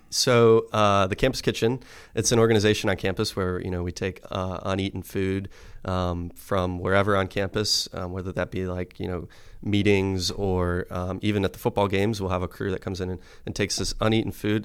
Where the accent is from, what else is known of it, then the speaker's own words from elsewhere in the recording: Medina, Ohio, United States; moved away; I'm originally from, I, I say Cleveland, Ohio, but it's actually a town just south of Cleveland, Medina, Ohio